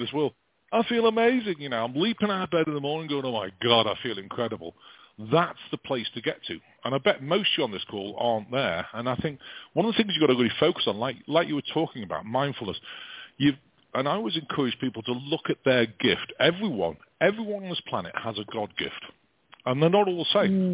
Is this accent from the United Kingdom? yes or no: yes; England, United Kingdom; now in United States